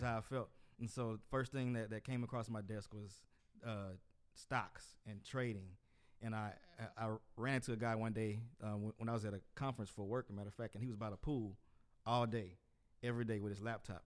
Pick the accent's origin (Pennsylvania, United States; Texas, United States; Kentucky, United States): Texas, United States; Port Arthur; from my hometown, Port Arthur, Texas